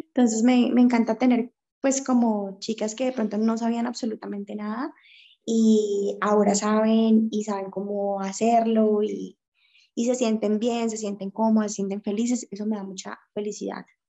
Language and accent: Spanish; Cali, Valle del Cauca, Colombia; soy de la ciudad de Cali, Colombia